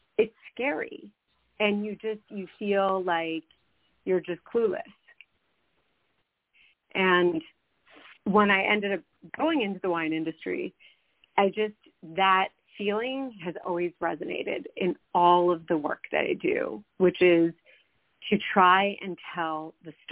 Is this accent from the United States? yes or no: yes; Washington, District of Columbia, United States; moved away; also born or lived in New York City; I grew up in Washington, D.C.